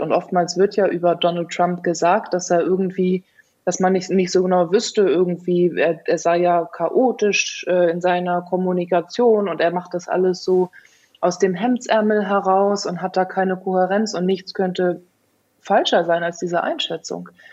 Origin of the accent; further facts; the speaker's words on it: Germany; bei uns in Deutschland